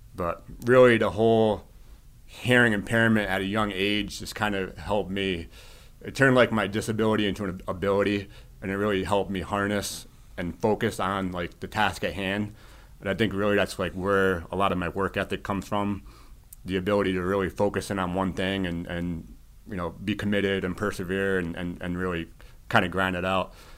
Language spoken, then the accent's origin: English; Shelton, Connecticut, United States; now in Westport, United States; I grew up in Shelton, which is pretty awesome to be back in, in the valley